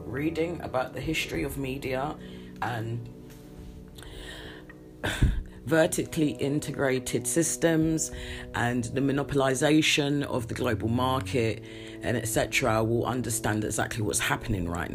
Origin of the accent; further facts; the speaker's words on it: United Kingdom; I'm very British